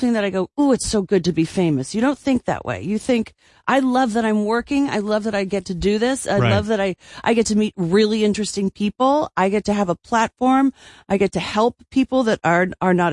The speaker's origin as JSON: {"language": "English", "region": "New York", "country": "United States", "tie": "born or raised there", "also_born_or_lived": "Sherman Oaks, Los Angeles / Philadelphia / Athens, Greece / Crete, Greece", "moved": "yes", "lives_now": "Los Angeles, United States", "said": "growing up, the majority of my youth was in New York after I moved from Greece"}